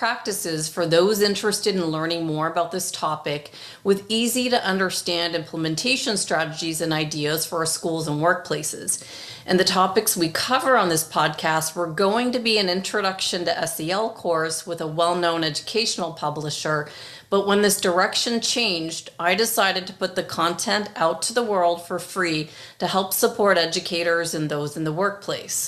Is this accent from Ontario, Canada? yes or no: yes; Toronto, Ontario, Canada; moved away as an adult; also born or lived in Great Britain; now in Arizona, United States; I was born in Great Britain, grew up in Toronto, Canada, and moved to Arizona, USA, just a few months before 9/11/2001